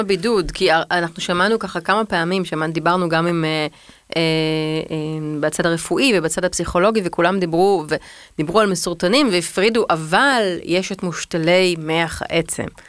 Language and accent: Hebrew; Tel Aviv, Tel Aviv District, Israel; אני בת 42, אני תל אביבית